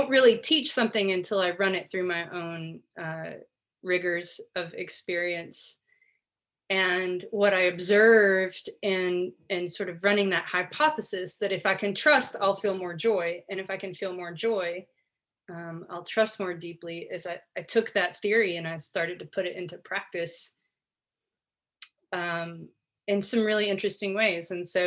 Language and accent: English; United States; born or raised there